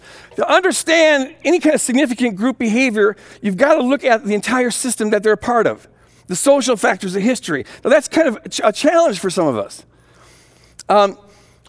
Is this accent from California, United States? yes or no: no; Minneapolis, Minnesota, United States; I come from Minnesota Nice, the Twin Cities up here